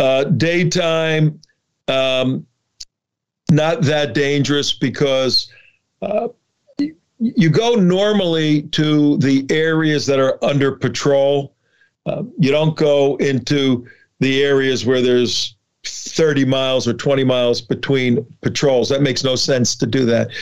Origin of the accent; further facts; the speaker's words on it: Newark, New Jersey, United States; also born or lived in Chicago; I grew up in New Jersey, Catholic family, Catholic Italian family